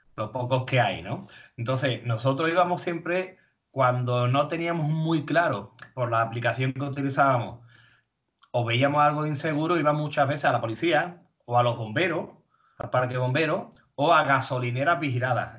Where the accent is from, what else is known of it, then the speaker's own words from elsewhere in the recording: Spain; venimos de España